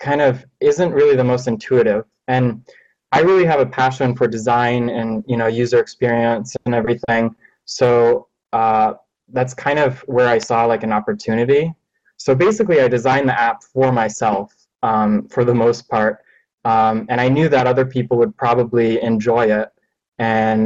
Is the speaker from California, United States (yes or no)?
yes; Los Angeles, California, United States; I'm from Los Angeles